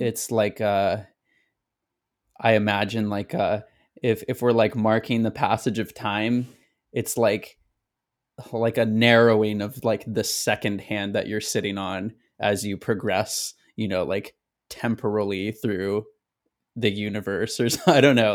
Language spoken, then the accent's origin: English; Elk Grove, California, United States; also born or lived in Sacramento, California; my hometown of Elk Grove